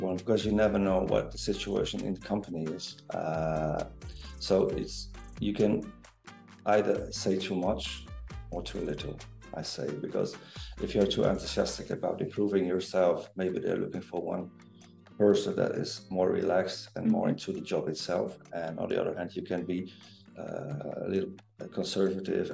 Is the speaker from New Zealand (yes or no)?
no; Netherlands; I'm from Holland. I'm from the Netherlands